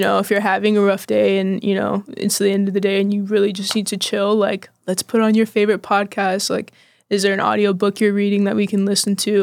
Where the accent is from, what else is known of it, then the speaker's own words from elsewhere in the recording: Austin, Texas, United States; also born or lived in Bastrop, Texas / Oklahoma; I'm from Austin